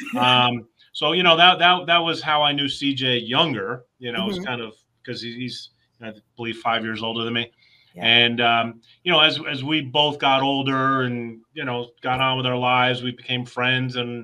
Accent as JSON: {"language": "English", "town": "Hamden", "region": "Connecticut", "country": "United States", "tie": "born or raised there", "said": "I am the cousin that lived in the backyard overlap growing up in Hamden"}